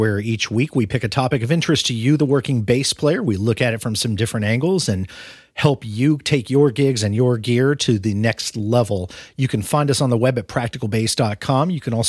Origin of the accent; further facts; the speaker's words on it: Omaha, Nebraska, United States; born there; I was born in Omaha. I lived in Omaha when I was a tiny babe myself.